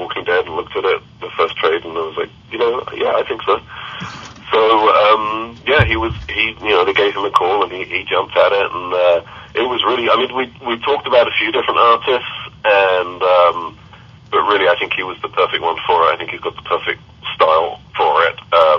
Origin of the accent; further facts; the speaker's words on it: Kentucky, United States; yeah, he's right. I'm from Kentucky.